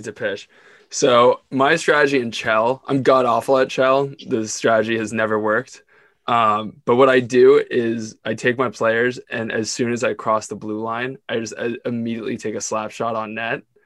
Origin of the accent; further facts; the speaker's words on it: Ontario, Canada; I grew up in Ontario